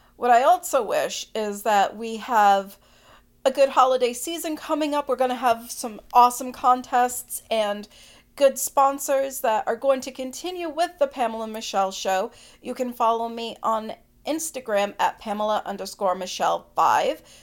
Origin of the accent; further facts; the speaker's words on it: Boston, Massachusetts, United States; I'm from the Northeast, the Boston area